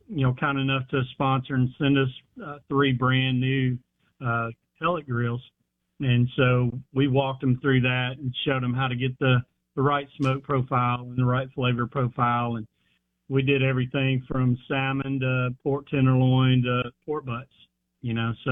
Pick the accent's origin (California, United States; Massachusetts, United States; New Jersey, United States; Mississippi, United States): Mississippi, United States; Columbus; also born or lived in Houston, Texas; Growing up in Columbus, Mississippi, I was 10.